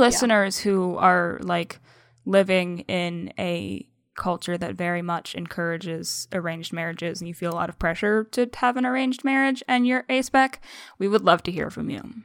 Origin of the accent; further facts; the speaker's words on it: United States; first language English; I was born in the United States and learned English as, I mean, for, for a good portion of my life, my only language.